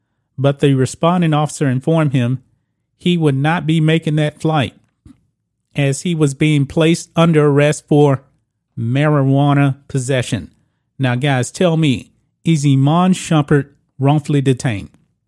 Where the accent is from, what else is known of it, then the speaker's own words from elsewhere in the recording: Texas, United States; So this man, in my home state of Texas, decided to bring in weed to an airport